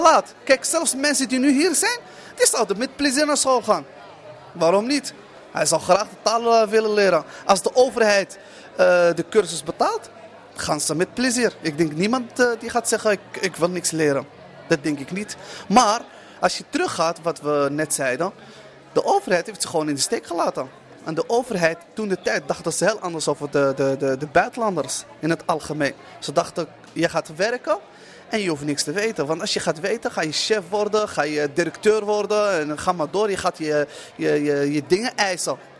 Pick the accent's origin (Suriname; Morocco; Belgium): Morocco; now in Netherlands; ik ben Marokkaan, ik ben moslim